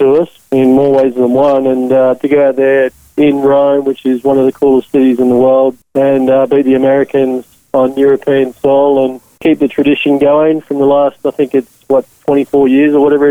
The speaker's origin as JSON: {"language": "English", "country": "Australia", "tie": "born or raised there", "said": "I was born in Australia"}